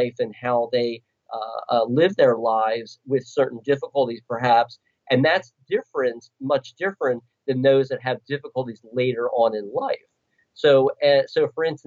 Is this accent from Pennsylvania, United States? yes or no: yes; Philadelphia, Pennsylvania, United States; I'm from Philadelphia